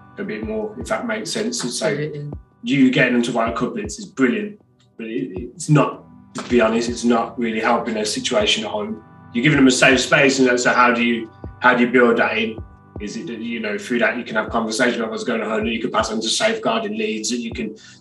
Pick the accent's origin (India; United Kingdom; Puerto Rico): United Kingdom; Birmingham, West Midlands; from Birmingham